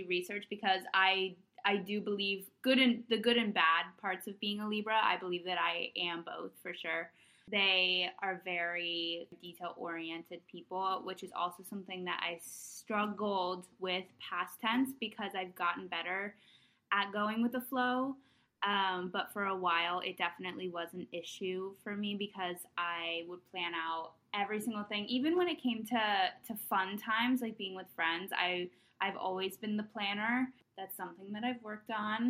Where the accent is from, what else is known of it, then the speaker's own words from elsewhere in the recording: New Jersey, United States; also born or lived in Palo Alto, California; now in New York, United States; I was born in California in the Bay Area, live, love Palo Alto. My family moved to New Jersey when I was younger, so I kind of grew up there.